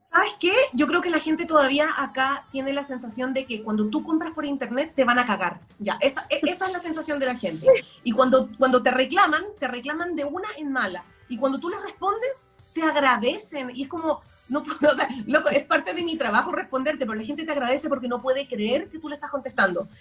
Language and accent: Spanish; Chile; moved away; also born or lived in Guayaquil, Ecuador; yo viví en Guayaquil, yo nací en Chile, pero viví en, en Ecuador